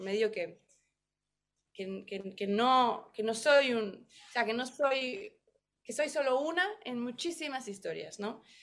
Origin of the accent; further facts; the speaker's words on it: Mexico; now in New York, United States; soy mexicana